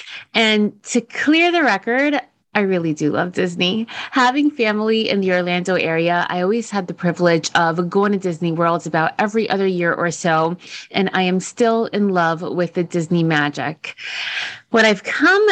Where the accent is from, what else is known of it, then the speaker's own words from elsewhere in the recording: Dominican Republic; I'm from Dominican Republic